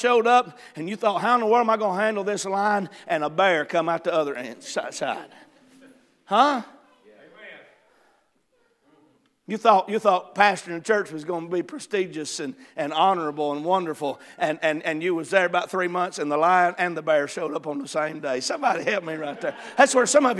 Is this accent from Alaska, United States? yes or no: no; Ringgold, Georgia, United States; I was preaching in my hometown of Ringgold, Georgia, where I'm originally from